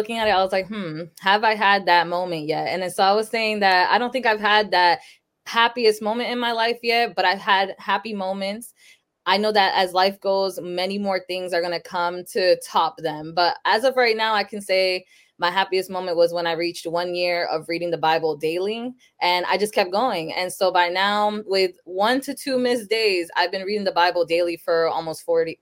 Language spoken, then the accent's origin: English; Sanford, Florida, United States; also born or lived in Lawrence, Massachusetts; I was born in Sanford, Florida, but then when I was about 6 months old, my parents moved to Massachusetts. So I lived in Lawrence, Massachusetts up until I was 10. So in 2006, I moved back to Florida, back to Sanford too. So I've been here since.